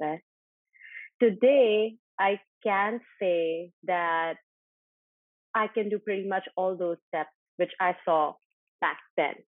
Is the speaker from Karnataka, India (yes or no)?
no; Ajmer, Rajasthan, India; I am actually from Rajasthan, from Ajmer, a small town in Rajasthan, and uh, growing up, both my parents were always working. So I actually kind of grew up with my grandparents